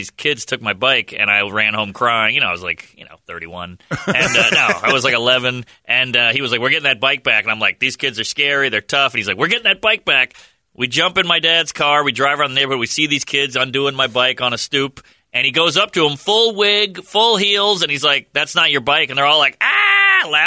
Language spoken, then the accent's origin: English; New Orleans, Louisiana, United States; now in New York, United States; I'm from New Orleans, born and raised